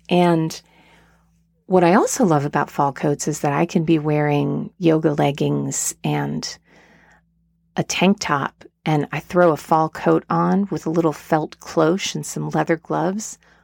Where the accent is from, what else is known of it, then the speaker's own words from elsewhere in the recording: Asheville, North Carolina, United States; my hometown of Asheville, North Carolina